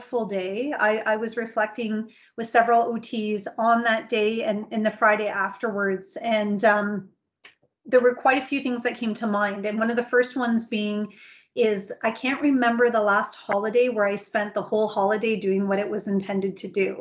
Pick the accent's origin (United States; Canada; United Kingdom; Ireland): Canada; speaking as a Canadian